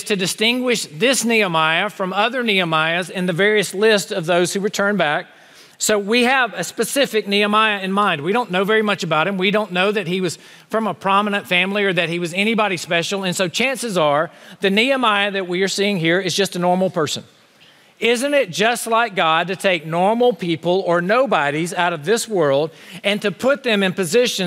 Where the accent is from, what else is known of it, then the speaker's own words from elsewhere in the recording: Honea Path, South Carolina, United States; moved away; my hometown of Honey Pass, South Carolina.